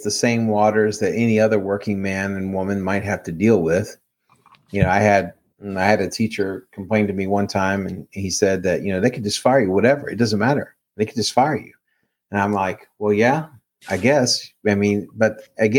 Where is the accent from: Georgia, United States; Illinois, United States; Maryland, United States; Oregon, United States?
Maryland, United States; now in Texas, United States; my home state of Maryland